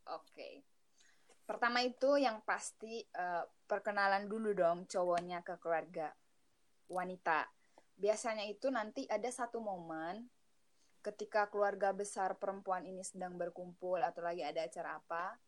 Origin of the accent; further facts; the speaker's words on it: Manggarai, Flores, East Nusa Tenggara, Indonesia; moved away as an adult; now in Bandung, Indonesia; Asal dari Manggarai, di Pulau Flores, Provinsi Nusa Tenggara Timur